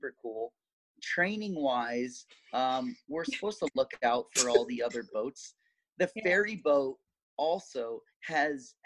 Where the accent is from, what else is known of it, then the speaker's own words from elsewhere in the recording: Vermont, United States; moved away as an adult; now in Florida, United States; I'm originally from Vermont. And I came down to Florida in 2014 for a college program.